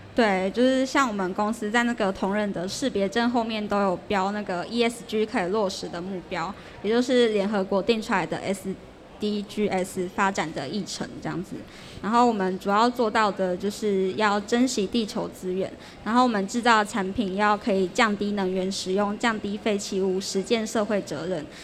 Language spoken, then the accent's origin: Chinese; Changhua County, Taiwan; 如果对我们彰化当地有认同的话